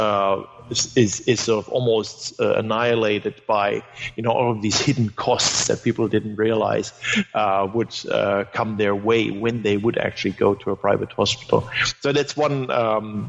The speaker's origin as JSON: {"language": "English", "country": "Germany", "first_language": "German", "second_language": "English", "moved": "yes", "said": "German is my mother tongue"}